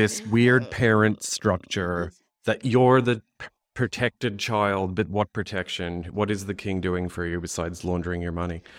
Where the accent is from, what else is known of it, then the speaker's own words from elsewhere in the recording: United States; we're American